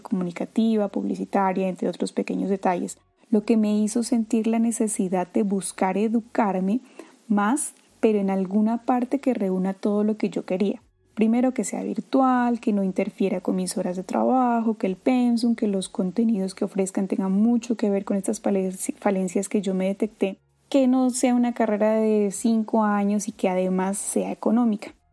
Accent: Pasto, Nariño, Colombia; also born or lived in Consacá, Nariño; a hora y media de mi ciudad natal, San Juan de Pasto.

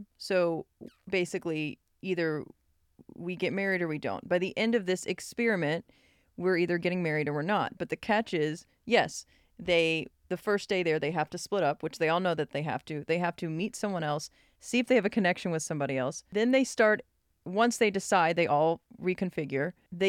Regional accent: Mississippi, United States; born there; Mississippi Filipino, yeah. That's me. That's how it is. And then I was born in Mississippi.

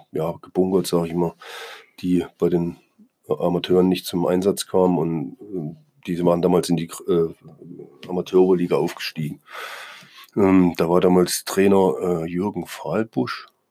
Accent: East Germany, Germany; moved away; also born or lived in Bremen; ich als Ossi

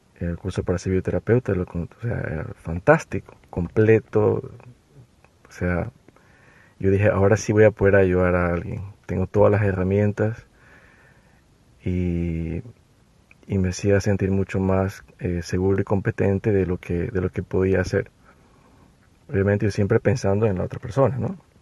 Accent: Ecuador; yo soy de Ecuador

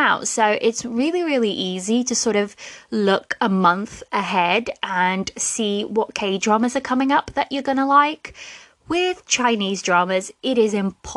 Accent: Portugal; now in United Kingdom; I live in the UK, but I'm originally from Portugal

